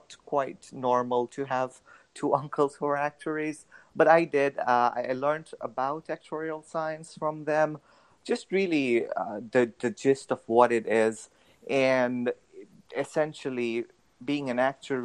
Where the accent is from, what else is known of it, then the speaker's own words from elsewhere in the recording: Tanzania; moved away as an adult; now in United States; I'm originally from Tanzania. I did my through to high school over there, and then I came to the U.S. for college.